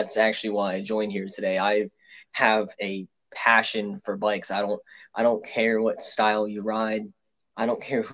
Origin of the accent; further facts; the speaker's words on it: Pennsylvania, United States; I'm from Pennsylvania. I'm actually 20 minutes away from Philadelphia.